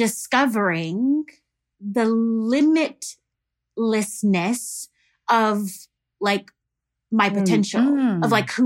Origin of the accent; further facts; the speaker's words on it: Houston, Texas, United States; I'm from Houston, Texas.